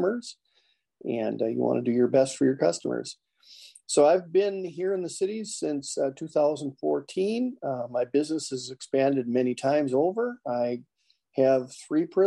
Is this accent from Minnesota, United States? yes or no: yes; Fergus Falls, Minnesota, United States; also born or lived in Moorhead, Minnesota; I had a small business actually in my hometown